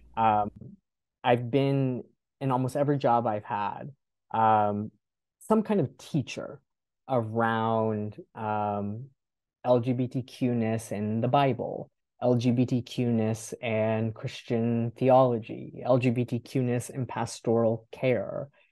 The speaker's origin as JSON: {"language": "English", "region": "North Florida", "country": "United States", "tie": "born or raised there", "moved": "yes", "said": "I was born and raised in North Florida."}